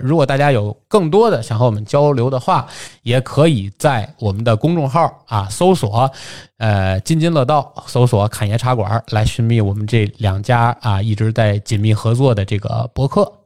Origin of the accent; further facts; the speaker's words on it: Tianjin, China; 在节目里替我的故乡来鸣一次不平